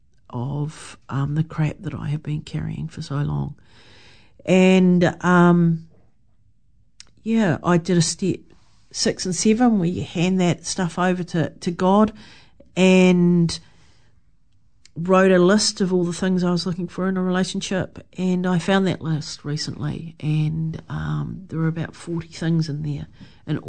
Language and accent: English; Wellington, New Zealand; moved away as an adult; I came back to New Zealand and back to Wellington, my hometown.